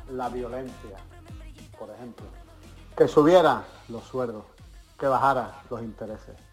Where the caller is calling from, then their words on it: Churriana, Andalusia, Spain; de Málaga, no de Churriana de la Vega.